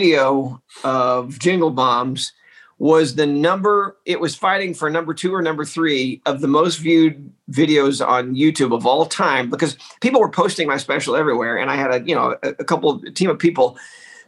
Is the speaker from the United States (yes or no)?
yes; Texas, United States; I grew up in Texas.